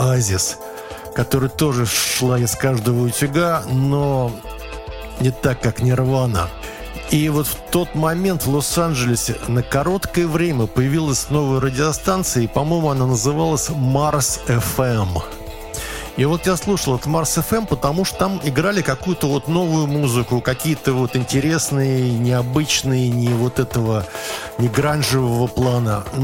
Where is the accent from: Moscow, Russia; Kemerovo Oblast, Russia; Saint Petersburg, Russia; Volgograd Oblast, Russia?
Moscow, Russia; Здесь у нас был и болгарин, и, значит … и, и я, значит, москвич, и британец, и канадец